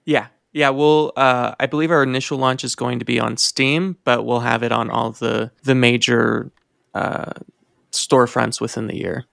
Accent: Indiana, United States; now in Reno, United States; Growing up in Indiana

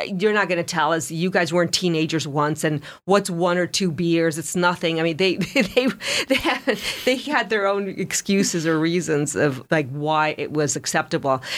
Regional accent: Los Angeles, California, United States; moved away; I grew up in Los Angeles

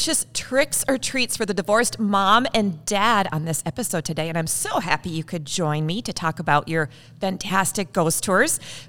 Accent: Saint Paul, Minnesota, United States; born or raised there

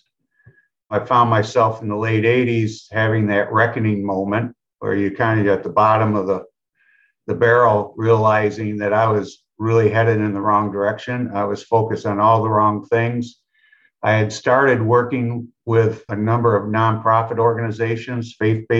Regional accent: Kalamazoo, Michigan, United States; also born or lived in Lansing, Michigan; my hometown of Kalamazoo

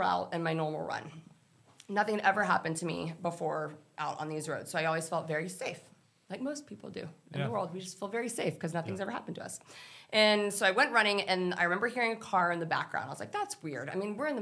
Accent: Texas, United States; I grew up in Texas

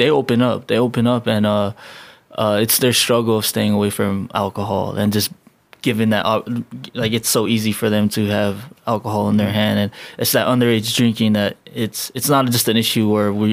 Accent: United States; moved away as an adult; also born or lived in Chuuk / Hawaii; now in Guam; when I was a kid growing up in the States

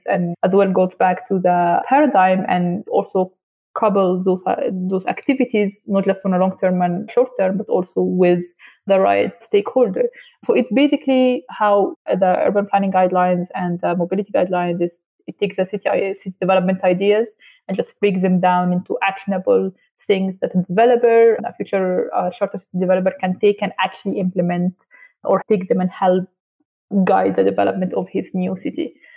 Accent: Alexandria, Alexandria Governorate, Egypt; moved away as an adult; now in Lusaka, Zambia; I'm personally from Alexandria, Egypt

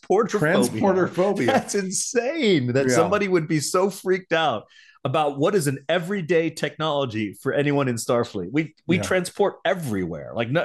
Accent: the South, United States; growing up in America as not Caucasian has been very difficult, especially living in the South.

